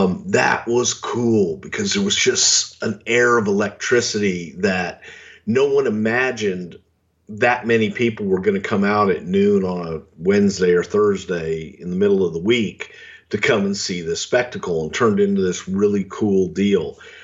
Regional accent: Houston, Texas, United States; Houston, WrestleMania 17. That was my hometown.

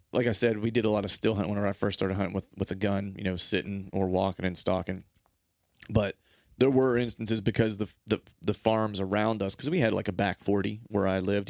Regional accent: Pennsylvania, United States; also born or lived in Orlando; in my life growing up in Pennsylvania

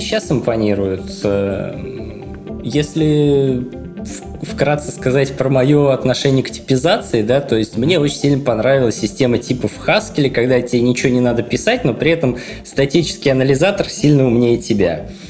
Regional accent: Murom, Vladimir Oblast, Russia; в городе Муром, откуда я родом

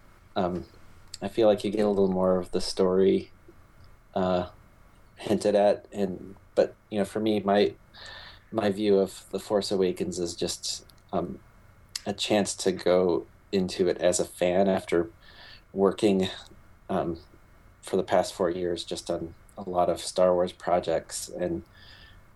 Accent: Michigan, United States; I grew up in Michigan

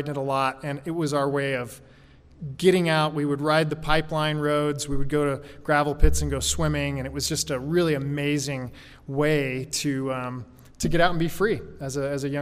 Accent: Alaska, United States; also born or lived in Oklahoma / Juneau, Alaska / Fairbanks, Alaska; I grew up in Alaska in the 80s. Actually, I was born in Oklahoma. When I was 8, we moved to Juneau, Alaska.

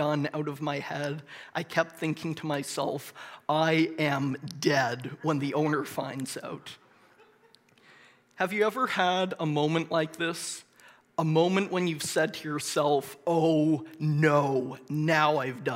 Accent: Moncton, New Brunswick, Canada; I grew up in Moncton and went to Moncton High School

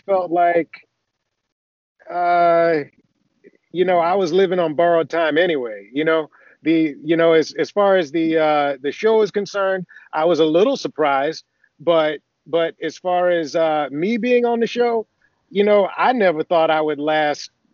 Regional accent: Athens, Georgia, United States; moved away as an adult; also born or lived in Augusta, Georgia; now in California, United States; I, grew up in Athens, Georgia. I was born in Augusta

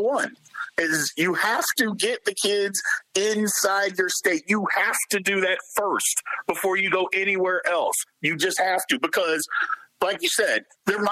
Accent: Jeffersonville, Indiana, United States; I'm from Jeffersonville, Indiana

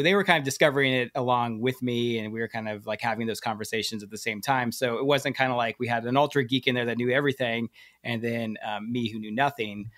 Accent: Hawaii, United States; moved away as an adult; I'm actually from Hawaii. Uh, I graduated from the University of Hawaii

